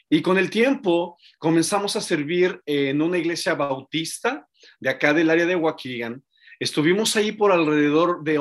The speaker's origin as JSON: {"language": "Spanish", "region": "Mexico City", "country": "Mexico", "tie": "born there", "said": "Mira, eh, yo nací en Ciudad de México"}